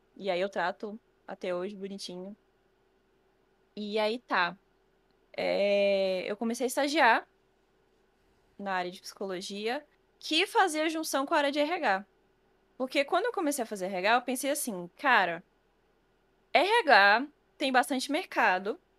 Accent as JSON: {"language": "Portuguese", "town": "Cidade Ocidental", "region": "Goiás", "country": "Brazil", "moved": "as an adult", "lives_now": "Bahia, Brazil", "said": "Eu sou do DF na verdade, em torno do Distrito Federal. Então, uhum. não morava em Brasília em si, eu morava no entorno. Uhum. E aí, é, na cidade onde eu morava, cidade ocidental"}